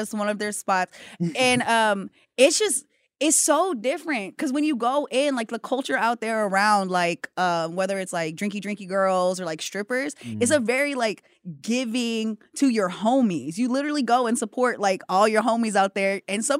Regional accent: Hawaii, United States; I'm Hawaiian.

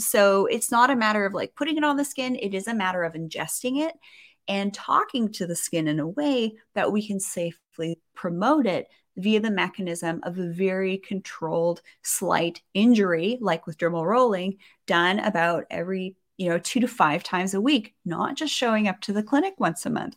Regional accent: Canada; I'm a Canadian

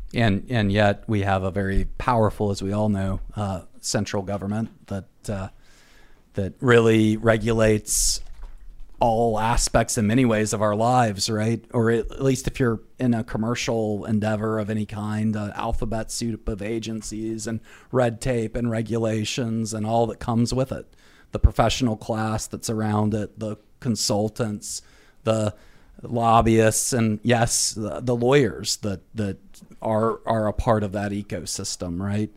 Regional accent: North Carolina, United States; my home state of North Carolina

